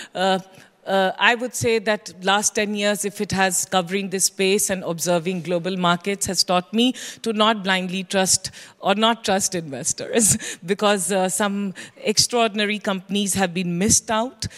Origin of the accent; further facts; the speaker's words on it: India; as an Indian, as an observer of Indian startup ecosystem